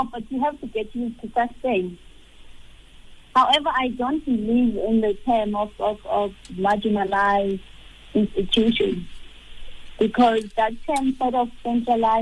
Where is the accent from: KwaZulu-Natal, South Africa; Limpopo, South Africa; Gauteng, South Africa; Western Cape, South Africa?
KwaZulu-Natal, South Africa; Umzimkhulu; moved away; I was born in Mzimkolo, in KZN. I grew up at Mzimkolo, the rural areas